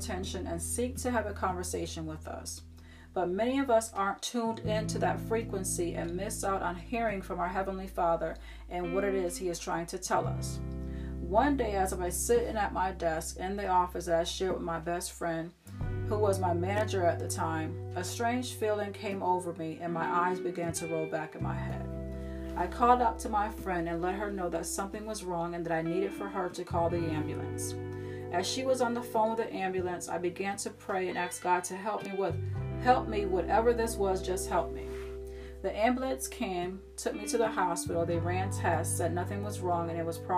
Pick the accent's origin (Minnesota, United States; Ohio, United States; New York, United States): New York, United States; Syracuse; moved away as an adult; now in Florida, United States; I was born and raised in Syracuse, New York